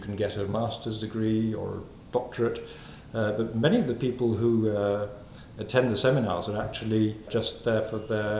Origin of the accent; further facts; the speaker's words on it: Italy; also born or lived in England / Germany; I was born in England. My father is English, as the name … says. My mother's French. I was raised mostly in Italy, really. From the age of 7, Italy and partly in Germany.